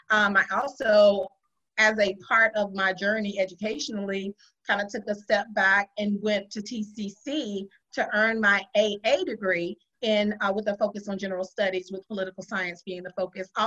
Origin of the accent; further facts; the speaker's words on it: Lakeland, Florida, United States; moved away as an adult; also born or lived in Detroit, Michigan / Tallahassee, Florida; Well, I hail from Central Florida. I graduated from Lakeland High School in Lakeland, Florida, where I was raised most of my formative years. If you can believe, I actually was born and spent my partial preschool and um, early uh, schooling in Detroit, Michigan.